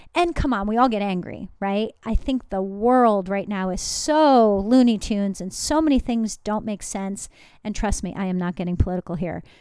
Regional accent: New Jersey, United States; I'm from New Jersey

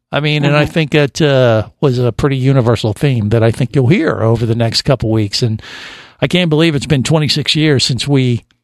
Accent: Cincinnati, Ohio, United States; moved away as an adult; now in Florida, United States; I grew up in Cincinnati, Ohio, as far away from the ocean as you can pretty much get.

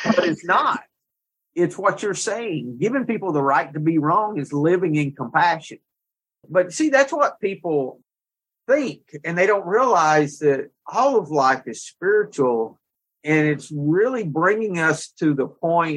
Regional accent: the South, United States; We're both from the South

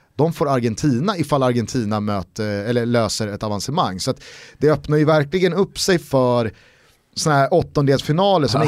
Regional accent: Sweden; som svensk

